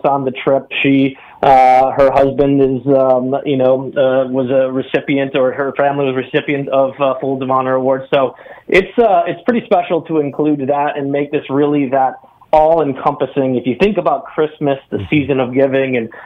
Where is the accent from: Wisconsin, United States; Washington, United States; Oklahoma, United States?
Wisconsin, United States; I grew up in Wisconsin